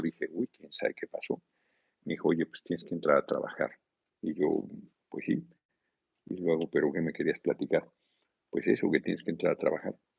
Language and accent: Spanish; Tlalnepantla, State of Mexico, Mexico; nací en la Ciudad de México, pero crecí en la Unidad del Seguro Social de Tequesquinagua, Tlalnepantla.